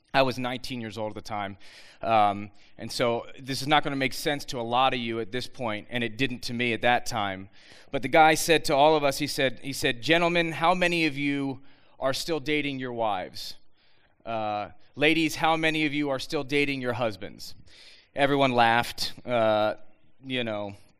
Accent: Bucks County, Pennsylvania, United States; I was born and raised in Bucks County, right up the road

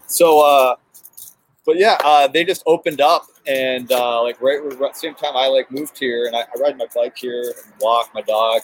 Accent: Lincoln Park, Michigan, United States; I grew up in Lincoln Park

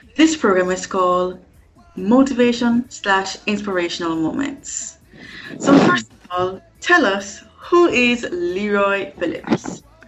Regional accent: Kingston, Jamaica; the certified diva from kingston jamaica which is located in the caribbean

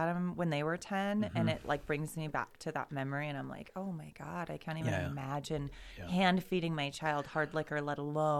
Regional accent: Boise, Idaho, United States; also born or lived in Meridian / Nampa; Born and raised in Meridian, Nampa, Boise, all over town here

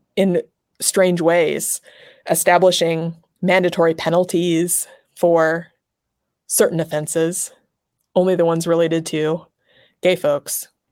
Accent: Nebraska, United States; moved away as an adult; now in Los Angeles, United States; I grew up in Nebraska

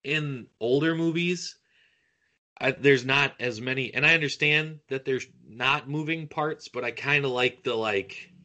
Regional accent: Iowa, United States; I'm an Iowa guy, born and raised in Iowa.

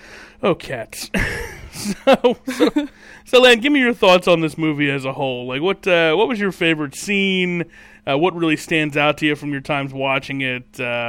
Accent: New Jersey, United States; it's growing up in Jersey.

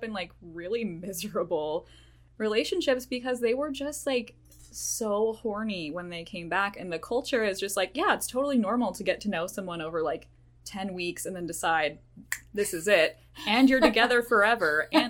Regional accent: Idaho, United States; I grew up in Idaho

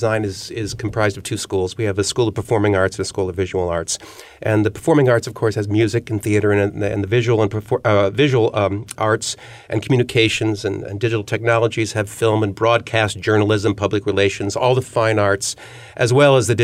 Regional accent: Ohio, United States; moved away as an adult; also born or lived in California / Chicago; I'm from Ohio

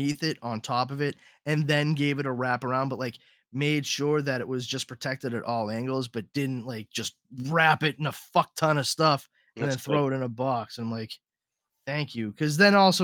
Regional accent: Massachusetts, United States; I'm from Massachusetts

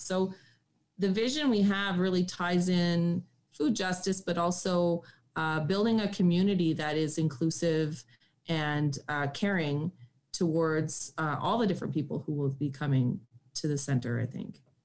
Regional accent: Espanola, Ontario, Canada; moved away as an adult; also born or lived in Sudbury, Ontario / Ottawa, Ontario; I'm from Northern Ontario in Sudbury, and I grew up in the bush and on the side of a mountain in Espanola, Ontario, where my grandparents lived.

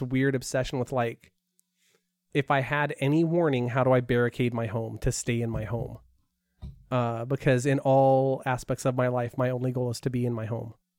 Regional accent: Porterville, California, United States; I grew up in an agricultural area in Porterville

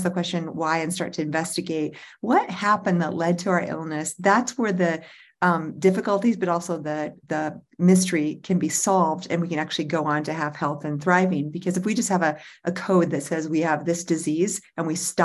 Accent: Central Illinois, United States; now in Colorado, United States; where I grew up in Central Illinois

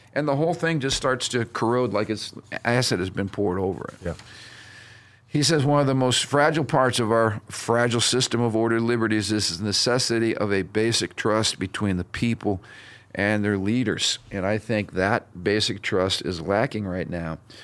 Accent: United States

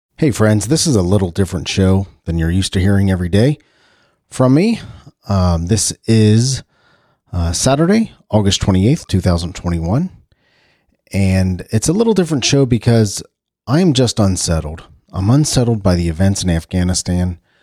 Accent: United States; as an American

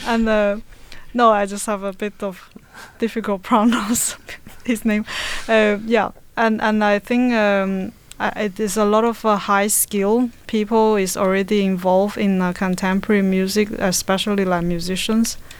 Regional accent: China; now in Denmark; originally I'm from China, but I have been in Denmark for like 15 years

